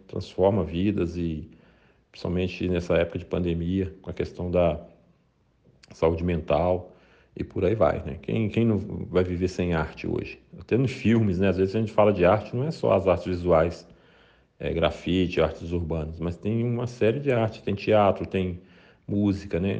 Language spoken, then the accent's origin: Portuguese; Brazil; a gente como brasileiro